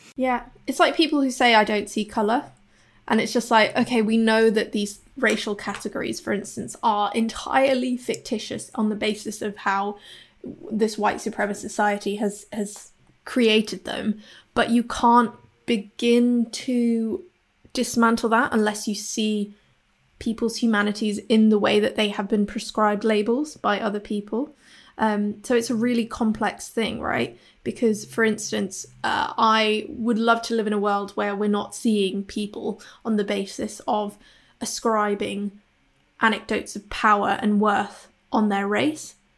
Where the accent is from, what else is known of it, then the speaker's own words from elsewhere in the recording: Hong Kong; now in Bristol, United Kingdom; I'm based in Bristol in the U K. I'm originally from Hong Kong